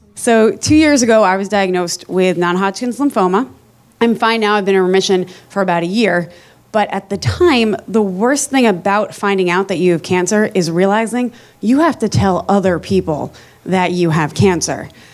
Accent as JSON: {"language": "English", "region": "New Jersey", "country": "United States", "said": "I am from New Jersey"}